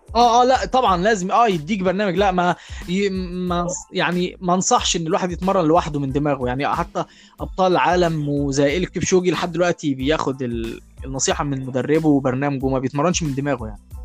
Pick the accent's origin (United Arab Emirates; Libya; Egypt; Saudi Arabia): Egypt; احنا كلنا يعني كمصريين